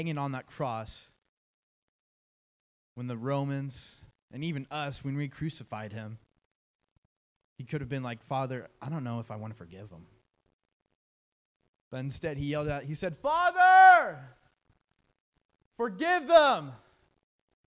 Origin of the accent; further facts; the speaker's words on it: Pleasant Hill, United States; I grew up in Pleasant Hill, which is about 30 minutes from here, for about 18 years